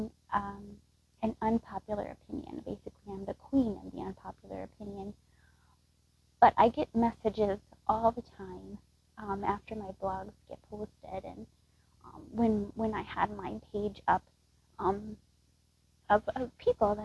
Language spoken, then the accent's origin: English; Texas, United States; moved away as an adult; now in Wisconsin, United States; I was actually born and raised in Texas, and I moved here to the Midwest, to Wisconsin